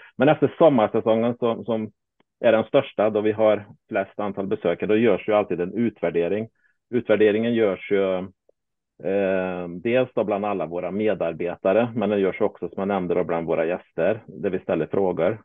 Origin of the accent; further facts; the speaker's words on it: Småland, Sweden; now in Värmland, Sweden; som smålänning